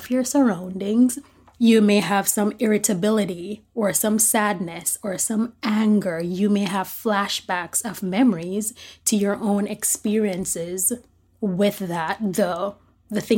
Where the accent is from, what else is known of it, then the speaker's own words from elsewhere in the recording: Jamaica; I'm Jamaican